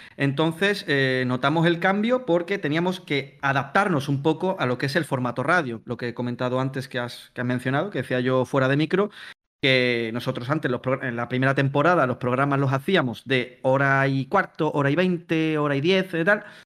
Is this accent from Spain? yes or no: yes; Palma del Río, Andalusia, Spain; moved away as an adult; now in Mallorca, Spain; yo ahora mismo os hablo desde, Mallorca. Pero yo en verdad soy de Palma del Río, Córdoba. Eh, lo que pasa es que, bueno, llevo ya seis años viviendo aquí